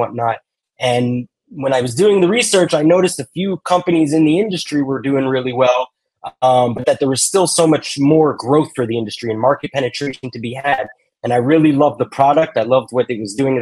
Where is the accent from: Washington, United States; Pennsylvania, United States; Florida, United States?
Florida, United States; Miami; I grew up here in Miami